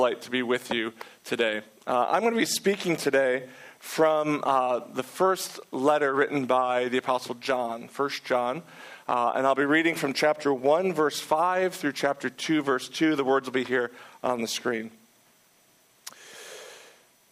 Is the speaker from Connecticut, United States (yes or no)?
no; Detroit, Michigan, United States; also born or lived in Manhattan, New York; now in New York City, United States; I'm originally from Detroit, Michigan